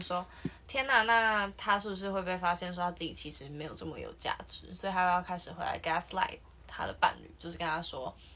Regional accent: Taiwan; 我们是台湾的观众

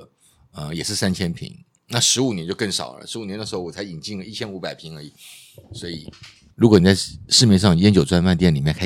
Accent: Taiwan; 台湾我们台湾人比较少吃了

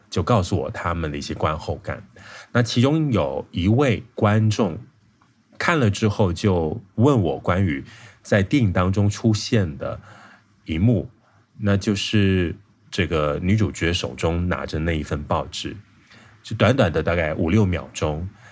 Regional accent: Malaysia; moved away; 我从小就在一个比较偏乡的地方长大，我算是，嗯，边界的人

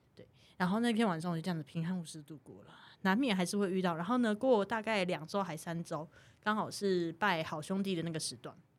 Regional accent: Taiwan; 我们是台湾人

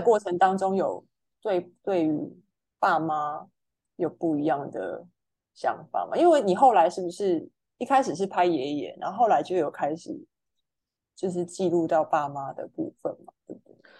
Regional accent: Meinong, Kaohsiung, Taiwan; moved away as an adult; also born or lived in Taichung / northern Taiwan; 从小住到，呃，大学就是考到台中的学校嘛

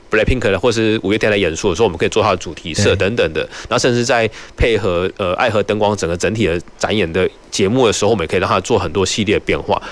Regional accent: Nantou County, Taiwan; moved away as an adult; now in Kaohsiung, Taiwan; 其实我不是高雄人，我是南投人，但是我就来高雄念书，然后在高雄工作，很喜欢高雄这个城市

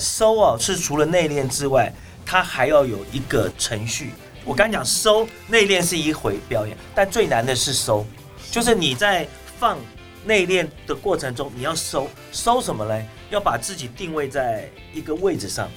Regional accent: Taiwan; 我们是台湾人

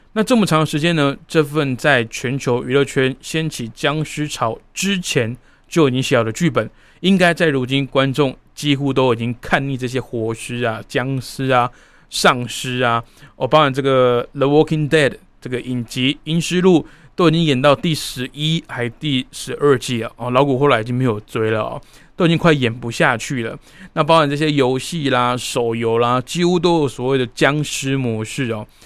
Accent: Taiwan; 我从小到大都是在台湾生长长大

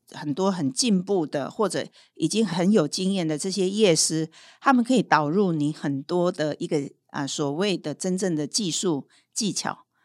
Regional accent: Hualien, Hualien County, Taiwan; 我是，呃，来自后山的女儿，我是花莲人啊

